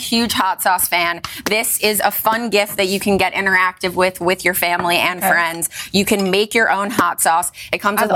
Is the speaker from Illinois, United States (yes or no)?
yes; Chicago, Illinois, United States; I grew up in Chicago. It's my hometown